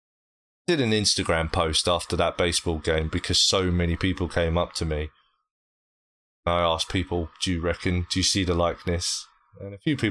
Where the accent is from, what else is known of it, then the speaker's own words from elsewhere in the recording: United Kingdom; accent: British; I'm from Britain